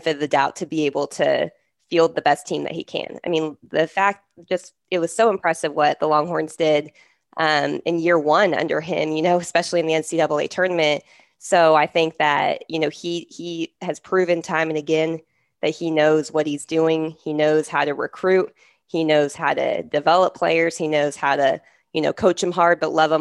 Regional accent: California, United States; moved away as an adult; also born or lived in Texas; I was from California and I went to school at the University of Texas

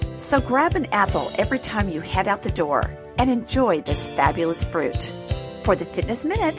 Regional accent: Pacific Northwest, United States; growing up in the Pacific Northwest

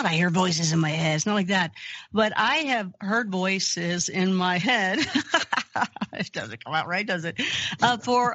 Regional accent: Kentucky, United States; I grew up Christian in Kentucky.

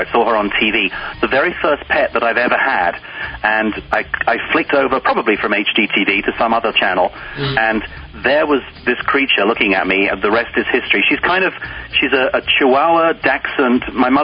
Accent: England, United Kingdom; accent: English; moved away as an adult; now in United States

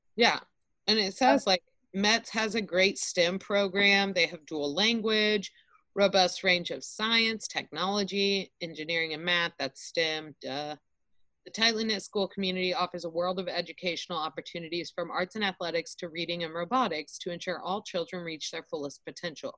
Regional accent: Austin, Texas, United States; moved away; I grew up in Austin

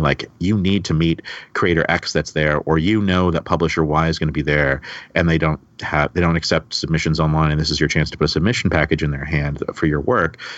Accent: Canada; also born or lived in Toronto; growing up in Canada.

